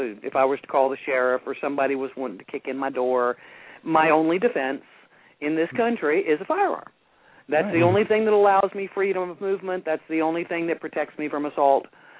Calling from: North Carolina, United States; North Carolina.

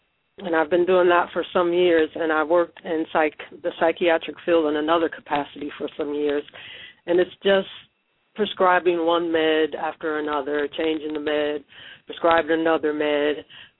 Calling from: Ohio, United States; from Ohio.

